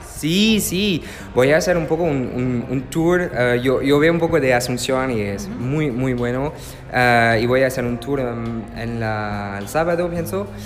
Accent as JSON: {"language": "Spanish", "country": "France", "also_born_or_lived": "Germany", "second_language": "Spanish", "said": "oui, oui, je suis français Soy francés y alemán."}